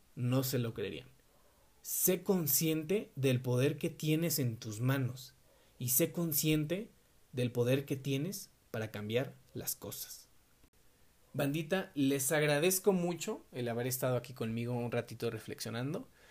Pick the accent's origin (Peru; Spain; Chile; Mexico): Mexico; Mexico City; yo tengo 20 años, soy de la Ciudad de México